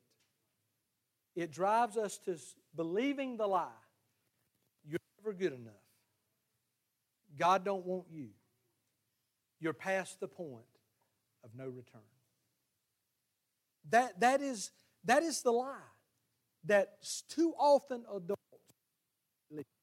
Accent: the South, United States; our culture in the South, we've called it the Bible Belt

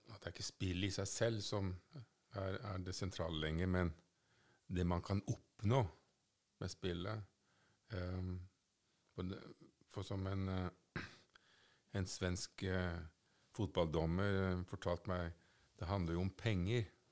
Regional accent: Norway

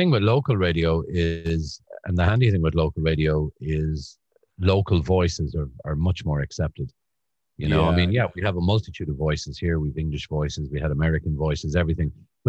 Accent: Cork, Munster, Ireland; moved away as an adult; also born or lived in Dublin / Ballycotton; Blackrock in Cork.

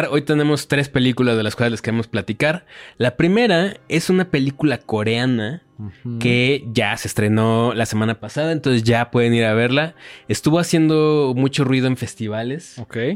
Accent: Mexico; Pues porque somos mexicanos.

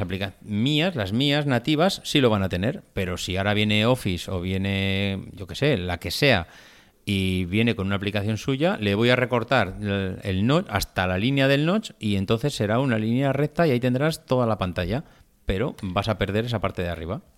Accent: Logroño, La Rioja, Spain; que somos de Logroño, de la Laurel

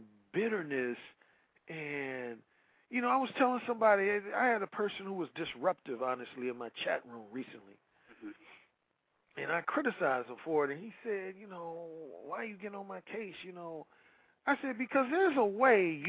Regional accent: Gary, Indiana, United States; I grew up, born and raised in Gary, Indiana, hometown of ….

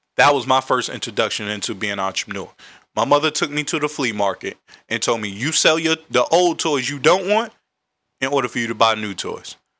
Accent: Raleigh, North Carolina, United States; now in Washington, D.C., United States; I'm from Raleigh, North Carolina

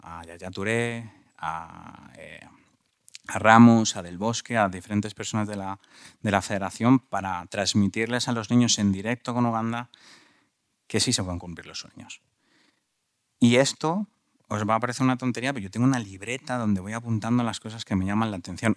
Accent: Madrid, Community of Madrid, Spain; me fui de la Lipa, una, un barrio completamente bastante violento, sigue siendo un pelín violento en, de los, en los barrios de Madrid.

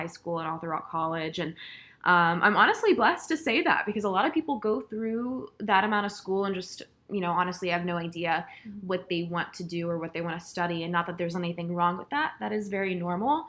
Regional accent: Georgia, United States; I was born and raised in the great state of Georgia.

